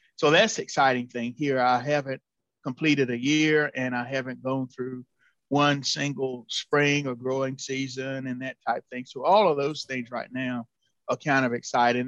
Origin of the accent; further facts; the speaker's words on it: North Carolina, United States; moved away as an adult; now in Illinois, United States; an extension position came available near my hometown next door